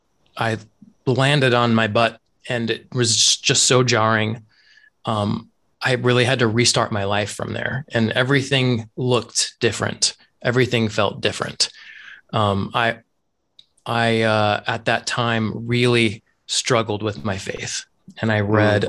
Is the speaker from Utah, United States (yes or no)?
yes; Utah, United States; moved away as an adult; also born or lived in Japan / Arizona; So I was born and raised in Utah, and I grew up in a Mormon community